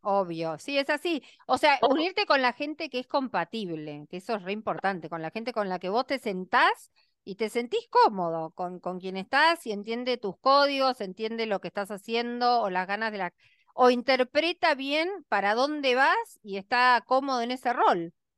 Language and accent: Spanish; Argentina